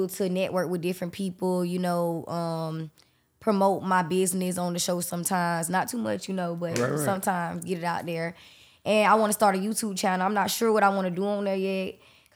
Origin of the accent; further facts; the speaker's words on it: Jacksonville, Florida, United States; I'm from here, though. 24 years. Born and raised